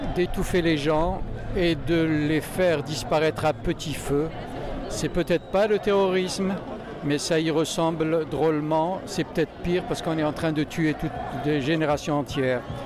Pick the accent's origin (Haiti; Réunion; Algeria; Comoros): Algeria; moved away as an adult; now in France; j'ai quitté l'Algérie sans le sou